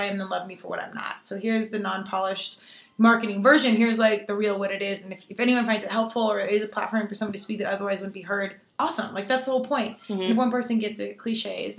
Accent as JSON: {"language": "English", "region": "Colorado", "country": "United States", "said": "I'm from Colorado."}